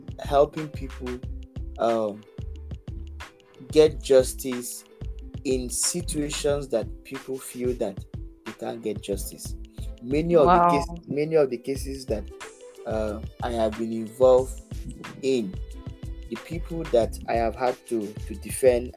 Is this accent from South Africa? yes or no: no; Nigeria; I am a Nigerian